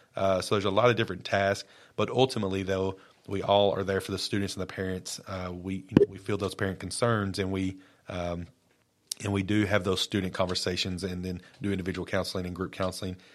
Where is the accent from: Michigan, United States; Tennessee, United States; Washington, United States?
Tennessee, United States; Lawrence County; moved away as an adult; also born or lived in Brooklyn, New York / Maury County, Tennessee; I've been born and raised in Lawrence County